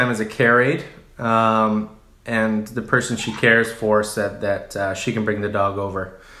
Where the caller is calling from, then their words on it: British Columbia, Canada; Uh, we're in uh, BC, Canada.